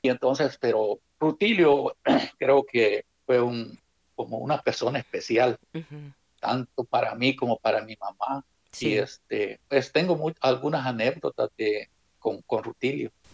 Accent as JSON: {"language": "Spanish", "town": "Suchitoto", "region": "Cuscatlán", "country": "El Salvador", "tie": "born or raised there", "said": "Soy originario de El Salvador, del departamento de Cuscatlán, jurisdicción de Suchitoto He nacido en un, en un, cantoncito que se llama Buenavista"}